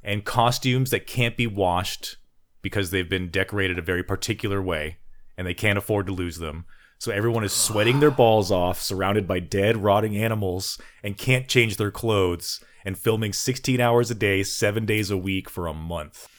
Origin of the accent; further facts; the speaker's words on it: Texas, United States; I'm your Texan